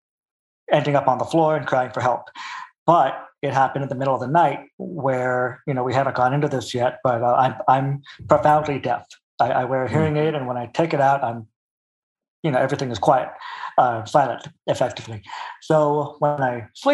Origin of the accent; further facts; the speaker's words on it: Pasadena, California, United States; also born or lived in Culver City / Altadena / Burbank; now in Santa Clarita, United States; Born in Fox Hills area, in Culver City. Grew up in Pasadena, Altadena for like 2 years until my sister was born. Pasadena until I was, I think, 12 or 13, Burbank from that point on until last year, now Santa Clarita